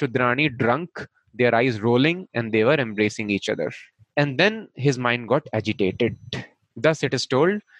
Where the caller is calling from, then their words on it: Mumbai, Maharashtra, India; i am speaking from Powai here in mumbai uh, it is a one small place in mumbai